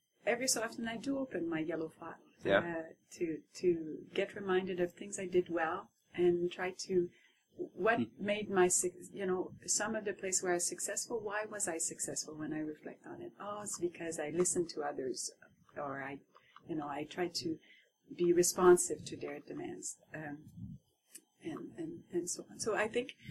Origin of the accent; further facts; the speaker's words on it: Quebec, Canada; first language French; English is a second language; moved away as an adult; also born or lived in Montreal; now in Ottawa, Canada; I had just arrived, and I was like the French-Canadian woman